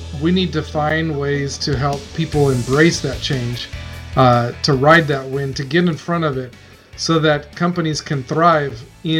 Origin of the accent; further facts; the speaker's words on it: Bakersfield, California, United States; I grew up in Bakersfield area as well, and it was hot.